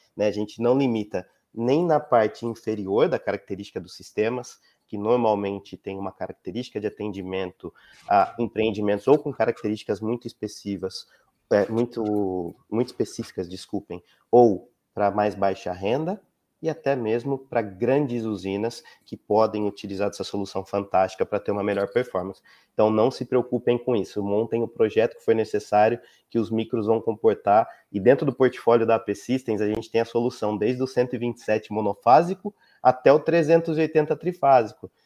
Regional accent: Campinas, São Paulo, Brazil; eu sou de Campinas

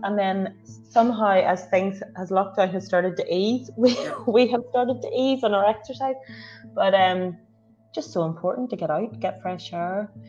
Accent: Northern Ireland, United Kingdom; I'm an Irish redhead

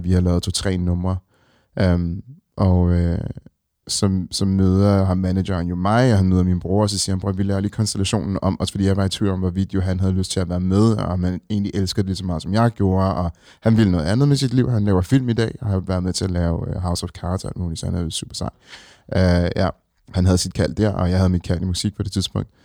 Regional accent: Copenhagen, Capital Region of Denmark, Denmark; vi er nogle stolte københavnere, som, som rigtig godt kan lide vores hjem

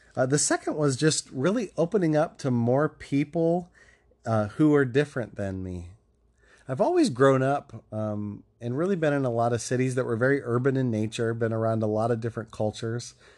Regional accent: Ohio, United States; moved away; my home state of Ohio

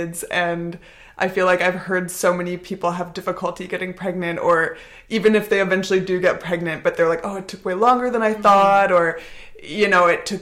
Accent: North Vancouver, British Columbia, Canada; moved away as an adult; also born or lived in Montreal; now in Barcelona, Spain; I'm Canadian. I'm from North Vancouver. Grew up there, went to university in Montreal, also lived there for a while

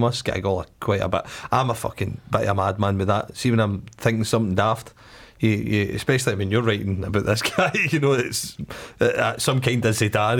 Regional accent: Glasgow, Scotland, United Kingdom; I'm from Drumchapel, so the local team was Claybank.

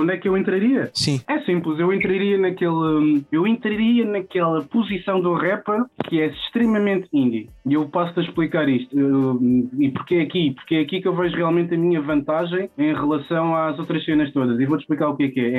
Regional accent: Odivelas, Lisbon, Portugal; Eu cresci aqui numa zona que define muito a minha pessoa, que é crescer em Odivelas

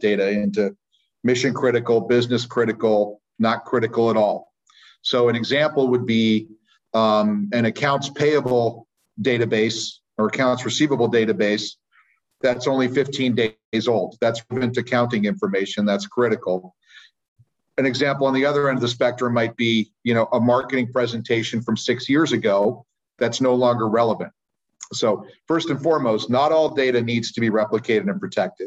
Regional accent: Sacramento, California, United States; I am from Sacramento, California, where I live and work most of the time

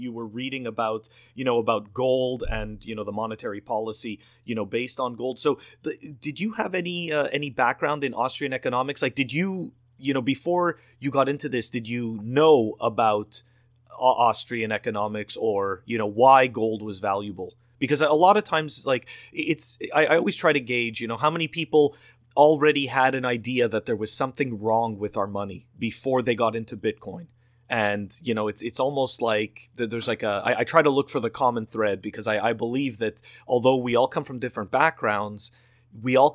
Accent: Canada; I come from Canada

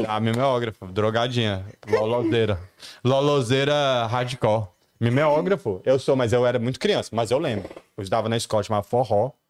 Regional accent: Patos de Minas, Minas Gerais, Brazil; moved away; also born or lived in Brasília; Eu cresci em Patos de Minas, quando eu era criança

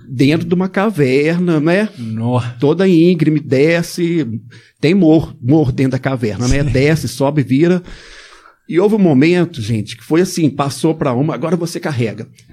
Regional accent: Belo Horizonte, Minas Gerais, Brazil; Eu nasci aqui em Belo Horizonte, de família de classe média católica

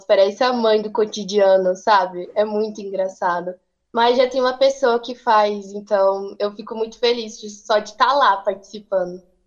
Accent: Hidrolândia, Goiás, Brazil; eu sou de Hidrolândia mesmo

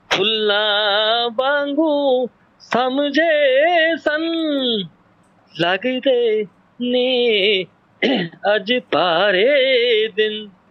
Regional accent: near Nakodar, Punjab, India; ਮੇਰਾ ਪਿੰਡ ਨਕੋਦਰ ਦੇ ਕੋਲ

